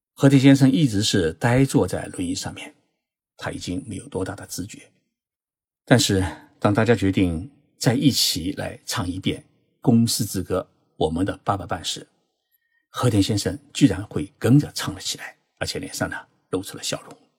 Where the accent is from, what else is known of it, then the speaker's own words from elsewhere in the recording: China; 我们中国人